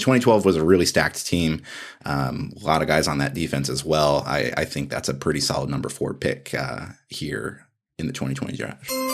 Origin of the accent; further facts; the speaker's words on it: Alaska, United States; moved away as an adult; also born or lived in Montana; I grew up in Alaska.